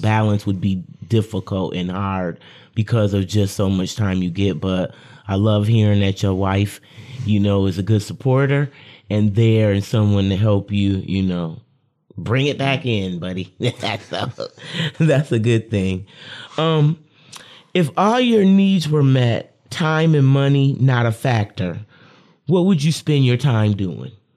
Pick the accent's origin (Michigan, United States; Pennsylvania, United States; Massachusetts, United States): Michigan, United States; Lansing; I'm a Lansing local